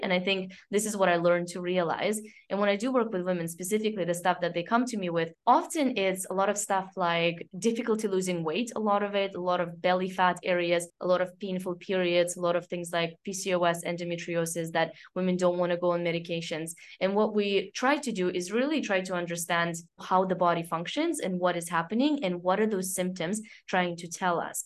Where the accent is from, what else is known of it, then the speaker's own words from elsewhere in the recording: Canada; now in France; I grew up in Canada